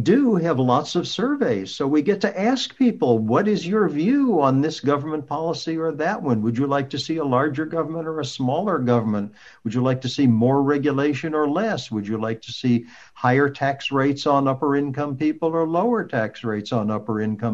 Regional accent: United States; as an American

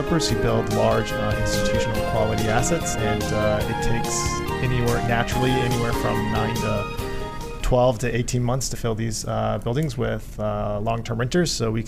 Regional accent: Richmond, Virginia, United States; also born or lived in Vietnam; I grew up in Richmond, Virginia

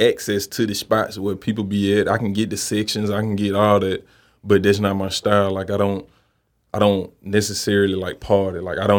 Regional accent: Memphis, Tennessee, United States; bro, I grew up in Memphis, and you know, I'm 30 years old and you survive in Memphis.

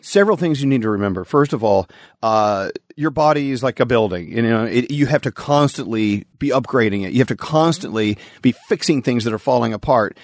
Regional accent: Texas, United States; growing up in the Bible Belt in Texas

